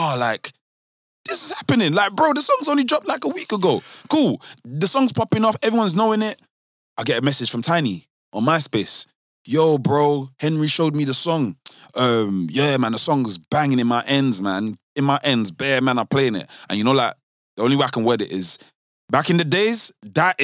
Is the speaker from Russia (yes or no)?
no; London, United Kingdom; We're from South London.